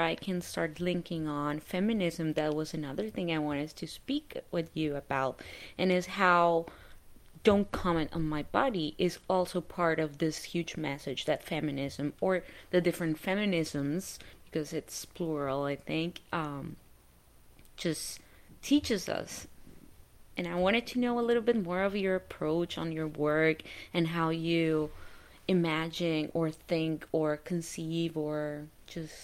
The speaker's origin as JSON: {"language": "English", "country": "Colombia", "tie": "born or raised there", "moved": "yes", "said": "I grew up in Colombia"}